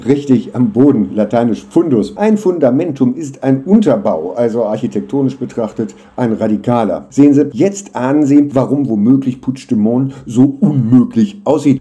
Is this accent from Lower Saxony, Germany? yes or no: yes; Hanover, Lower Saxony, Germany; moved away; also born or lived in Jena; ich komme aus Hannover